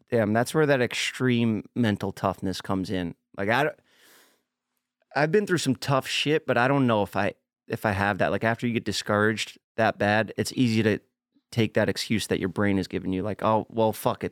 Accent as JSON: {"language": "English", "town": "New York City", "region": "New York", "country": "United States", "tie": "born or raised there", "moved": "yes", "said": "Staten Island, my hometown"}